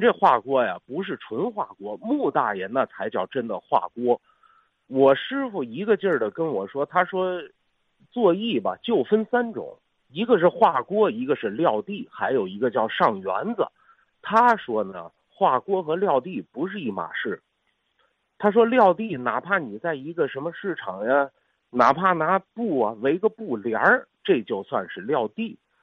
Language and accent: Chinese; Beijing, China; 我是北京人